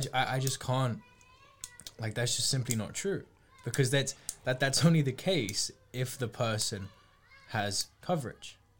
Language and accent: English; United Kingdom